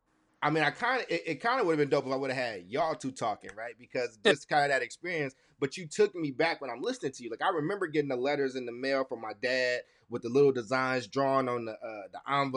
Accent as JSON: {"language": "English", "town": "Chicago", "region": "Illinois", "country": "United States", "tie": "born or raised there", "also_born_or_lived": "Kentucky", "said": "So I was born in Chicago and moved in between Chicago and Kentucky."}